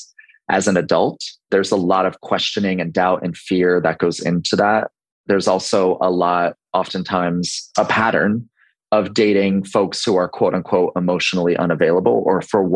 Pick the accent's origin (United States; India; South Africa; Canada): United States; Baltimore, Maryland; now in Charleston, United States; I'm 35 and I'm located in Charleston, South Carolina, but originally from Baltimore, Maryland.